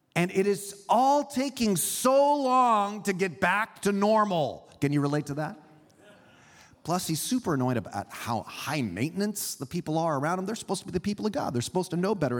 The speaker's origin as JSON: {"language": "English", "region": "California", "country": "United States", "tie": "born or raised there", "said": "I grew up here in California, but I was raised by Swiss immigrant parents"}